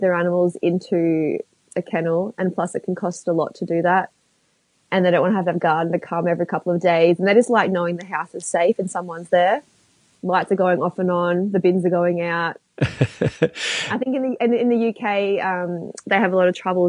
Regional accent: Melbourne, Victoria, Australia; I'm from Melbourne

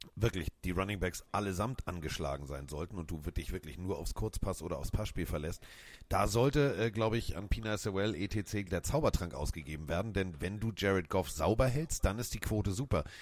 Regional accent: Hamburg, Germany; als Hamburger

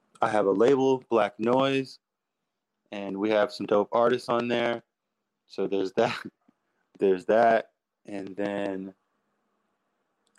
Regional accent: New York City, New York, United States; I'm from Queens

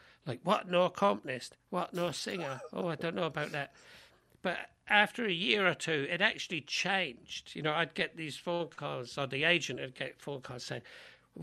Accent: London, United Kingdom; now in United States; these people that I knew growing up in London, let people know that I learned this in London

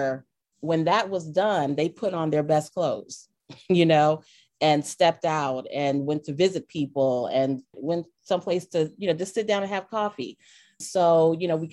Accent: Delaware, United States; I grew up in Delaware, but my mother is from Alabama. My father was from Florida.

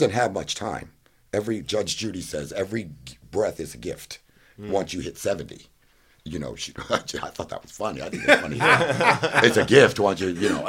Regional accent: Fort Lauderdale, Florida, United States; also born or lived in Miami; I was born in Miami, born in Fort Lauderdale, and raised.

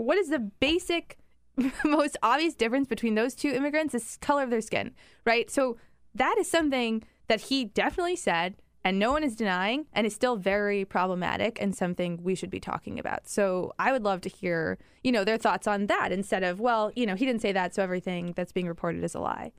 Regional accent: Chicago, Illinois, United States; moved away; back home in Chicago

